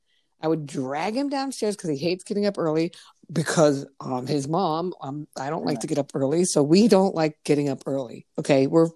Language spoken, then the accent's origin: English; Connecticut, United States; I'm the only one in my family born in Connecticut too.